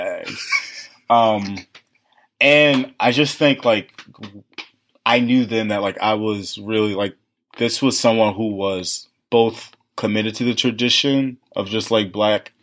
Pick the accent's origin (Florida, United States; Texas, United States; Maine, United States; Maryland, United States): Maryland, United States; Baltimore; moved away as an adult; also born or lived in Washington, D.C.; I grew up in Baltimore.